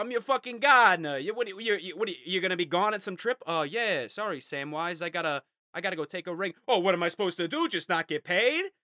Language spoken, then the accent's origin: English; United States; I'm American